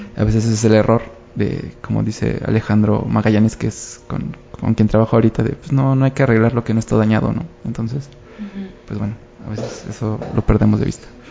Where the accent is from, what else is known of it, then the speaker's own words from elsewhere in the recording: Mexico; como mexicanos